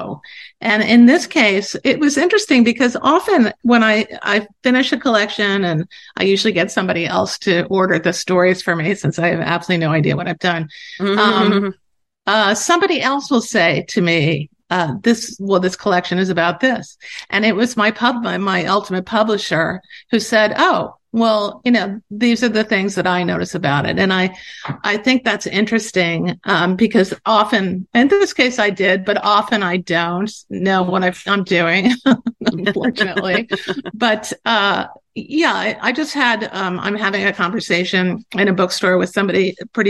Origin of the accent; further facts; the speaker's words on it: Baltimore, Maryland, United States; moved away as an adult; now in New York City, United States; I grew up in Baltimore, actually